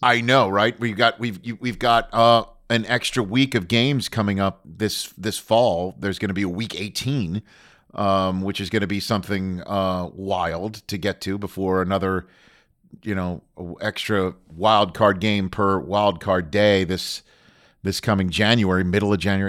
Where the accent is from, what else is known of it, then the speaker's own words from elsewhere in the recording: New York City, New York, United States; growing up in New York City